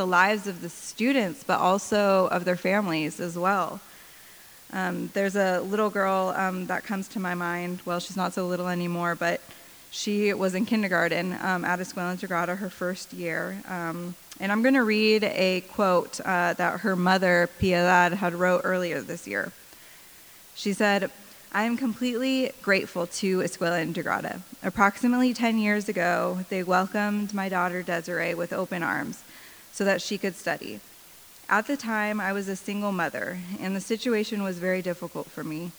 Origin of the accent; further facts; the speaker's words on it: Spokane, Washington, United States; moved away as an adult; now in Guatemala; I'm originally from Spokane, Washington